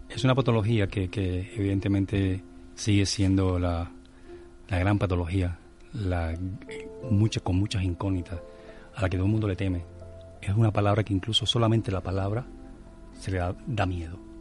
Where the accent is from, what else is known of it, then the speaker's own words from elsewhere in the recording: Cuba; moved away; como buen cubano